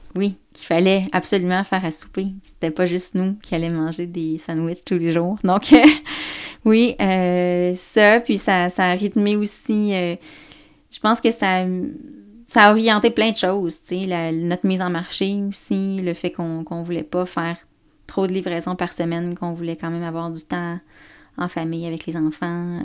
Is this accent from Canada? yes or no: yes; Baie-Comeau, Côte-Nord, Quebec, Canada; je viens de la Côte-Nord. Je viens de Bécomo